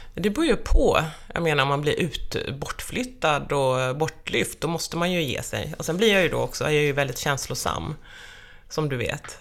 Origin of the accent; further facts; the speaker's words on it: Skirö, Jönköping County, Sweden; now in Stockholm, Sweden; Till Skirö, det är byn där jag är uppvuxen.